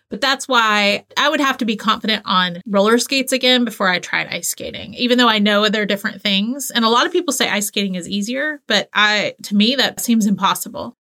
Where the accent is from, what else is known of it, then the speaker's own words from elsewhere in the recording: the South, United States; I grew up in the South